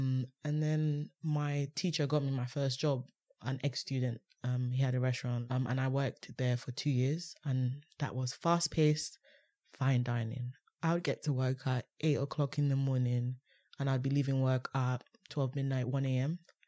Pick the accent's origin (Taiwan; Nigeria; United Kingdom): Nigeria; Watching Food Network in Nigeria.